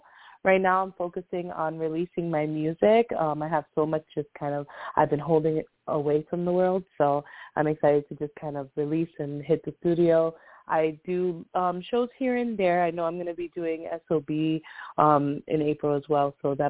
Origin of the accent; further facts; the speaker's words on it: New York City, New York, United States; I'm an artist from the Bronx.